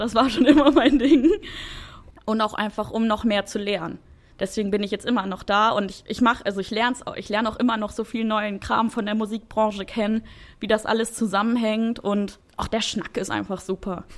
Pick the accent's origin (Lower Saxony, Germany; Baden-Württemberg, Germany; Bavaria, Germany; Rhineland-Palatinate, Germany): Lower Saxony, Germany; Wolfsburg; moved away; ich bin in Wolfsburg, Wolfsburg groß geworden